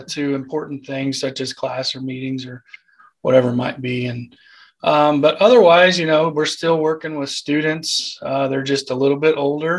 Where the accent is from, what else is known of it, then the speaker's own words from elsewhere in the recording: Eldon, Missouri, United States; moved away as an adult; now in Maryville, United States; Originally from Eldon, Missouri.